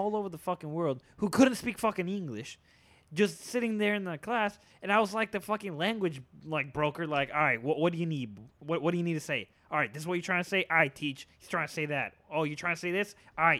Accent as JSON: {"language": "English", "country": "United States", "tie": "born or raised there", "first_language": "Spanish", "said": "I was basically raised here in the mainland USA."}